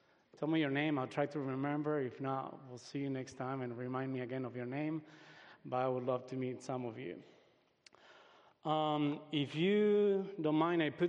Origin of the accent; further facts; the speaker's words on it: Uruguay; English is a second language; moved away as an adult; also born or lived in United States; I was born and raised in Uruguay. At the age of 20, I had the opportunity to come and study here in the States